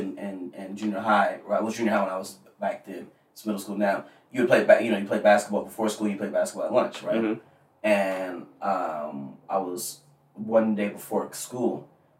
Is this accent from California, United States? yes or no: yes; Rancho Cucamonga, California, United States; I grew up in Rancho Cucamonga